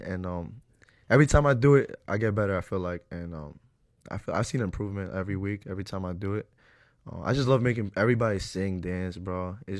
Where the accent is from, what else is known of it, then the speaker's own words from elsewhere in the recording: Ecuador; We're Ecuadorian.